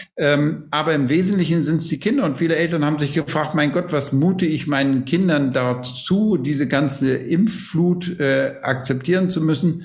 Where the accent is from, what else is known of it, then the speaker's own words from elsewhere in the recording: Schleswig-Holstein, Germany; moved away as an adult; also born or lived in Lübeck; now in Munich, Germany; bin eigentlich äh, Schleswig-Holsteiner, der jetzt in seinem Leben länger in Bayern mittlerweile lebt, als er in Schleswig-Holstein aufgewachsen ist und studiert hat